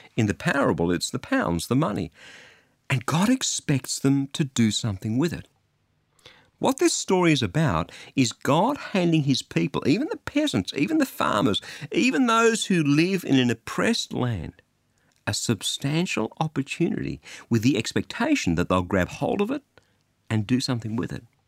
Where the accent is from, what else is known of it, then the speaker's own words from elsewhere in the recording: Australia; I'm an Australian